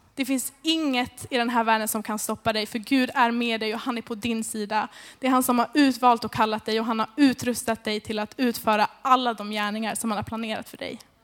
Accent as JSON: {"language": "Swedish", "town": "Märsta", "region": "Stockholm County", "country": "Sweden", "moved": "as an adult", "lives_now": "Skövde, Sweden", "said": "Jag är från Stockholm egentligen, Märsta"}